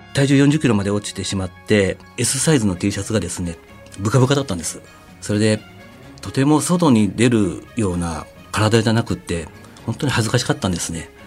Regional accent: Gifu, Japan; also born or lived in Aichi Prefecture; 地元の岐阜県のスポーツ科学センター

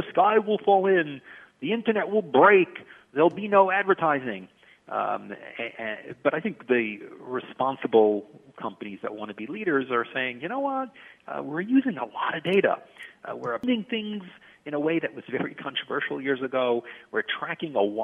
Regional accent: New York City, New York, United States; I grew up in Brighton Beach, Brooklyn, a very sort of blue-collar, hardworking area

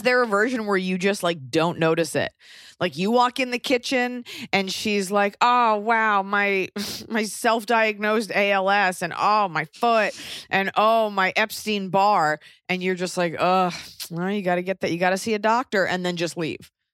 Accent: United States; moved away; also born or lived in Europe; being, feeling you're special as an American

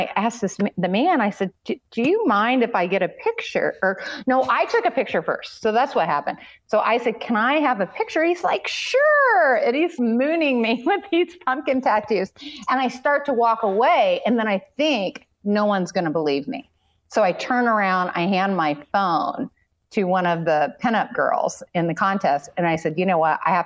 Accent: Southern Illinois, United States; I grew up in Southern Illinois, which is much closer to Kentucky than it is Chicago

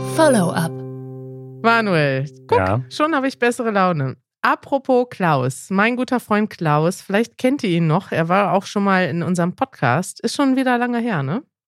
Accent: Germany; ich kann ja als Deutsche

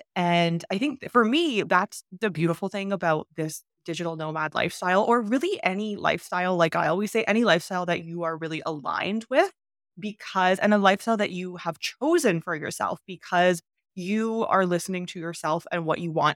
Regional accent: Canada; moved away as an adult; also born or lived in China; How can I leave Canada? How can I leave my home country?

